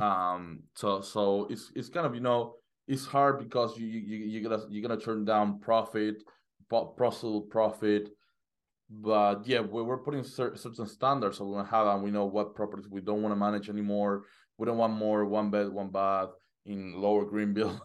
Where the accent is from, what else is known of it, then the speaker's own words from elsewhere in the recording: Argentina; moved away as an adult; now in United States; I was living in Argentina. Uh, I'm from Argentina. I just got into, to, to the U S in, in November.